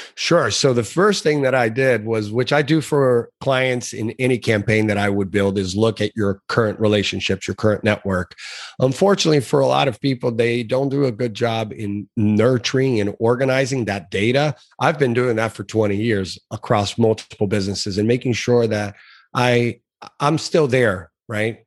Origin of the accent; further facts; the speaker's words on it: South Florida, United States; also born or lived in Brazil; I had been here in the United States for a year. So we came from Brazil originally to South Florida